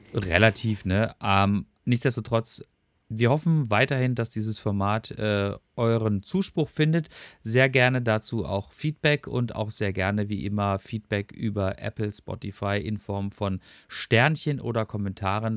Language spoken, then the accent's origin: German; Freiburg, Baden-Württemberg, Germany; moved away; ich bin auch gebürtiger Freiburger